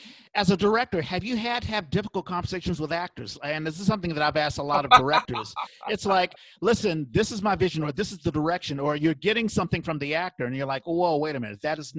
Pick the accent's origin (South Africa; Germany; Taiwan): South Africa; of course, being a South African, I mean, I was sort of out of my element